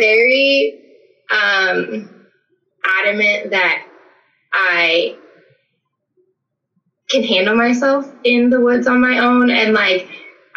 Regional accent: Gaston, Oregon, United States; moved away as an adult; now in Prineville, United States; I am originally from Gaston, Oregon, which is near Forest Grove, Oregon. It's a small town in the valley

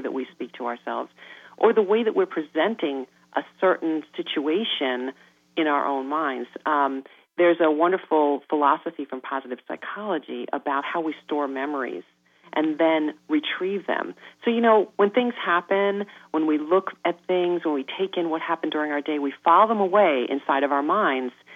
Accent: New York, United States; I am a New Yorker

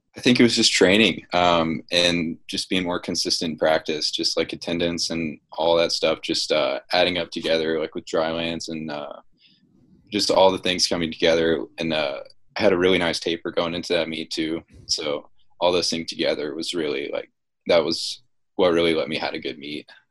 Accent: Dunwoody, Georgia, United States; I'm from Dunwoody

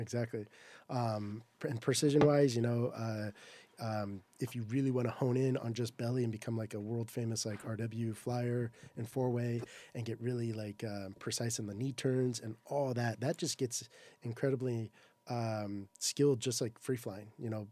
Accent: Southern California, United States; I'm from Southern California

